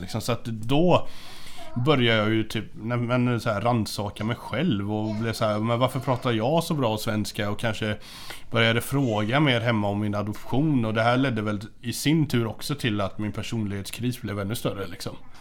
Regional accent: Hindås, Västra Götaland, Sweden; jag växte upp i Hindås. Eh, som är, eh, ligger mellan eh, Göteborg och Borås

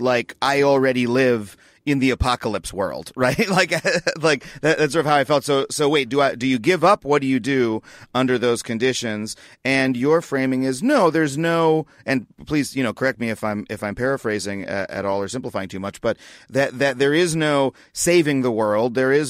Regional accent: United States; what I have experienced, again, growing up in America

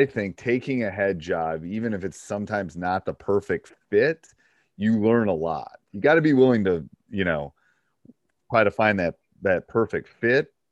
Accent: Madison, United States; also born or lived in New Hampshire; I was from Madison

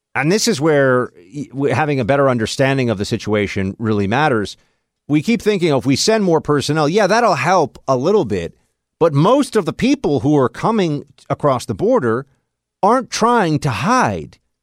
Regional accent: New York City, New York, United States; also born or lived in Nashville; my hometown at N Y C

